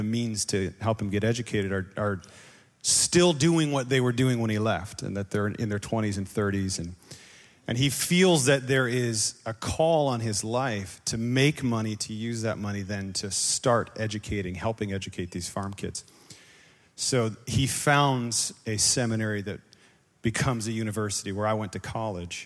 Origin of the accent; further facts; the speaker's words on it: Western New York, United States; I grew up in Western New York